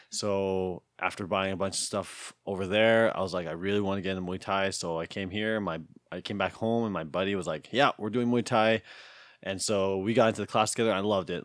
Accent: Tofield, Alberta, Canada; I was born in Tolfield, Alberta

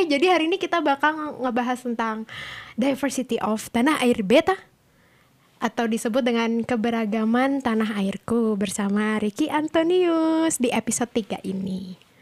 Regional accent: Java, Indonesia; Aku Jawa

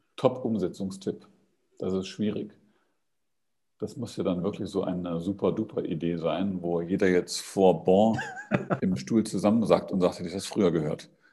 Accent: East Germany, Germany; dass ich aus den neuen Bundesländern komme

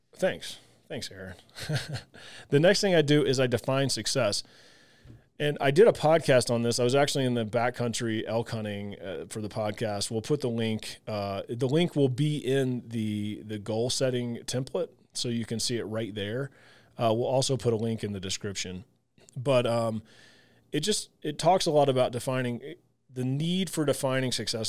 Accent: Southern Illinois, United States; I grew up in the Midwest, Southern Illinois

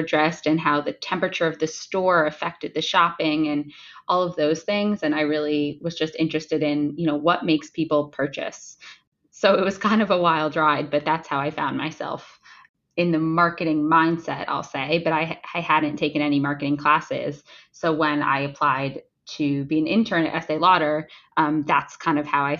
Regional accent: New Jersey, United States; moved away as an adult; also born or lived in Ohio; now in New York City, United States; I grew up in New Jersey, just a stone's throw away from where I live now in New York City. I grew up in a very residential area.

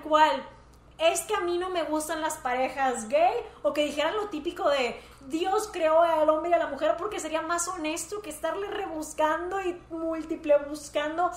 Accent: Monterrey, Nuevo León, Mexico; somos de Monterrey

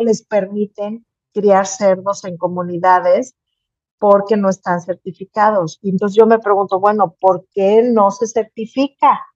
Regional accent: Mexico

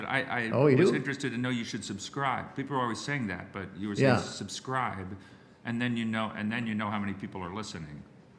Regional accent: York, Pennsylvania, United States; born there; I'm from York, yeah. Well, yeah. I was born there. Yeah.

